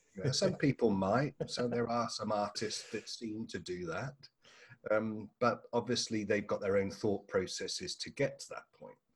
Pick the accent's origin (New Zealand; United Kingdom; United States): United Kingdom; England; moved away as an adult; now in Australia; I'm an Englishman, and uh, so Australia is a relatively new home for me